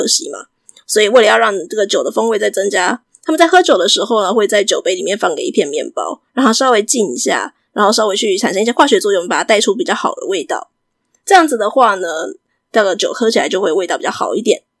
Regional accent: Taiwan; 我们大部分是在台湾是学美式英语长大的嘛，所以我们就会很自然学到一个词叫做 appetizer

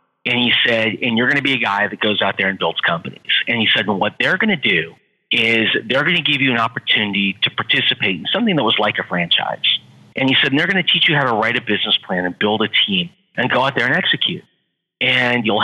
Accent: Los Angeles, California, United States; also born or lived in San Diego; I grew up in Los Angeles. I'm a SoCal guy.

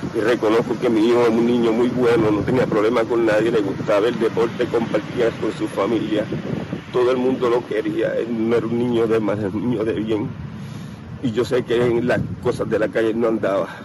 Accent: Vega Baja, Puerto Rico; yo soy aquí de Vega Baja Natural

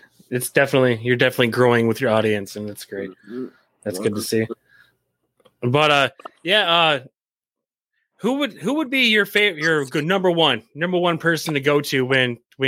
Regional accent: Michigan, United States; I grew up in Michigan and about an hour and a half north of Detroit

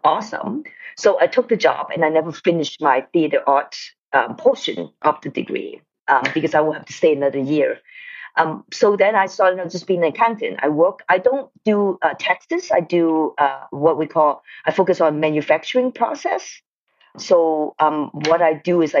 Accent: Hong Kong; moved away as an adult; also born or lived in Detroit, Michigan, United States; now in United States; First of all, I was born in Detroit, but then I went back to Hong Kong when I was like 4 years old. So I mostly grew up in Hong Kong. I stayed in Hong Kong until college time and then come to the States

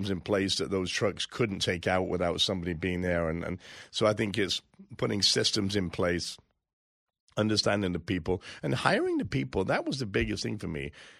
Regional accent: England, United Kingdom; now in United States; I come from England. I became a citizen 12, 14 years ago.

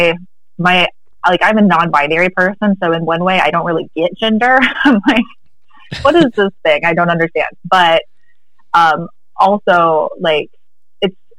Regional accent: the American South, United States; being raised as a girl in the American South

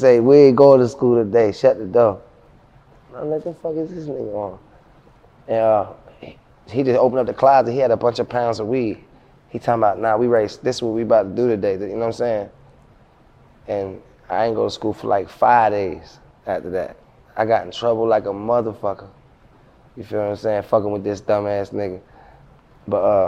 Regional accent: Baltimore, Maryland, United States; now in Atlanta, United States; I'm from South Baltimore, Zone 25. My neighborhood where I'm from called Brooklyn. I mean, so like, and I was in the streets my whole life coming up

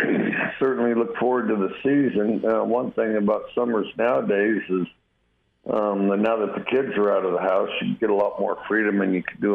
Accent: Wyoming, United States; I'm from Wyoming, went back to Wyoming for the 4th of July

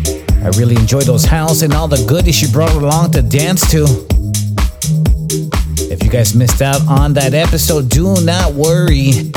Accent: Los Angeles, California, United States; my hometown of Los Angeles, California.

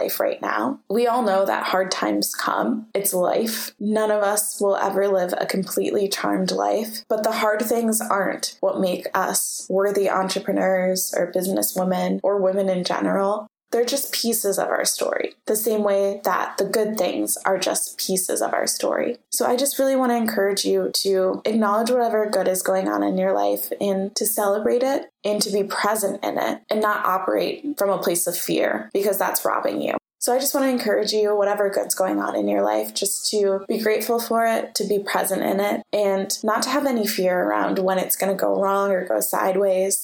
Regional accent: United States; growing up in America, we have this obsession with struggle

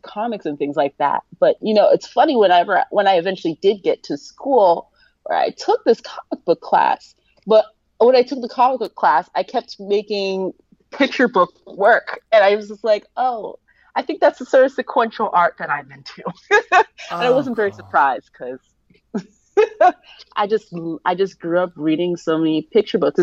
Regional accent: Columbus, Ohio, United States; I grew up in Columbus, Ohio

